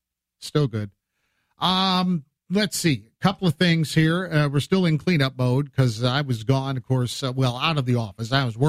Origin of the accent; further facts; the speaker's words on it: Illinois Valley, United States; up where I grew up in the Illinois Valley area